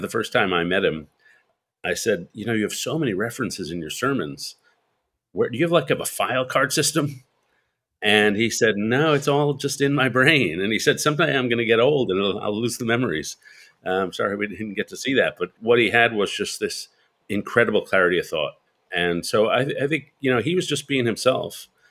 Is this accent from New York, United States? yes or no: yes; New York City, New York, United States; I'm a New Yorker. I grew up in Greenwich Village in New York, and spent my, most of my life in New York